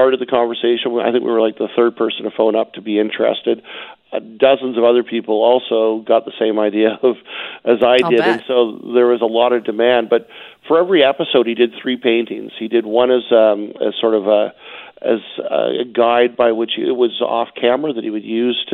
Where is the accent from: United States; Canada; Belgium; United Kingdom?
Canada; Vancouver, British Columbia; I grew up in Vancouver myself